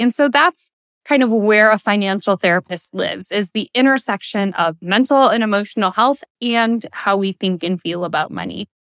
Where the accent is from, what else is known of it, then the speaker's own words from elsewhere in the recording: the Thumb of Michigan, United States; also born or lived in Detroit area, Michigan; we moved from the Detroit area into the rural thumb of Michigan